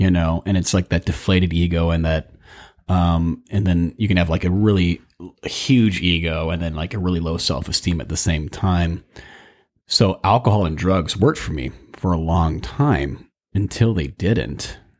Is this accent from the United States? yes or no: yes; Burbank, California, United States; I was raised in Burbank, California, and, you know, grew up in the suburbia